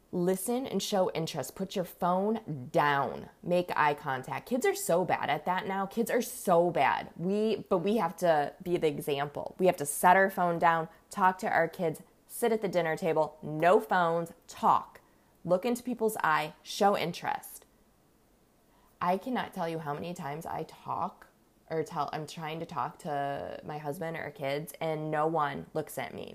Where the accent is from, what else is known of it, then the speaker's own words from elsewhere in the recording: Los Angeles, California, United States; now in Ohio, United States; I'm actually from Los Angeles